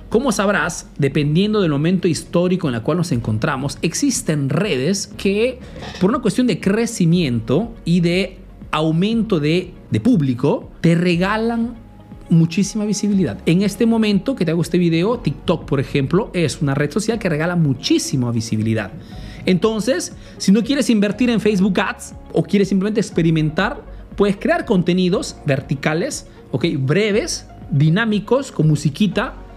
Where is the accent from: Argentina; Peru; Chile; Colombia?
Peru; now in Italy